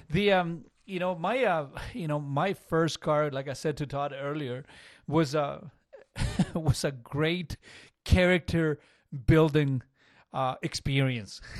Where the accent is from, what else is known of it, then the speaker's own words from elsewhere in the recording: Chile; English is a second language; now in Canada; I came from Chile